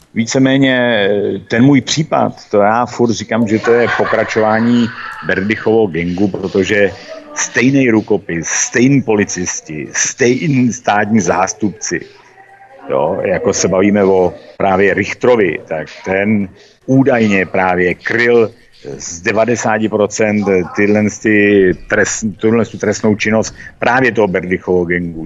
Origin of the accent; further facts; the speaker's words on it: Mariánské Lázně, Karlovy Vary Region, Czechia; ten nám řekl, odkud jste, říkáme, Mariánské lázně